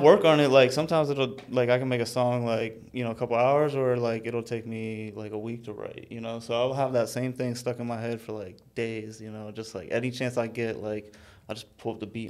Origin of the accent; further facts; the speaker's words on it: Pennsylvania, United States; now in Florida, United States; I'm a rapper from Pennsylvania. Moved to Florida 10 years ago